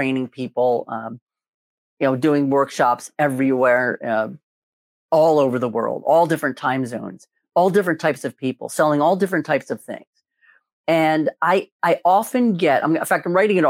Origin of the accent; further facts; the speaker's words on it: Philadelphia, Pennsylvania, United States; I'm from Philadelphia.